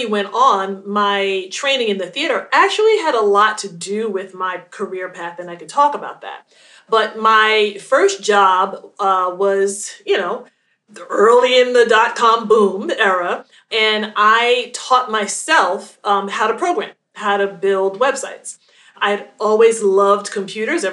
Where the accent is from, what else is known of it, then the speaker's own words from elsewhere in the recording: New York City, New York, United States; now in New Jersey, United States; I'm originally from Queens, New York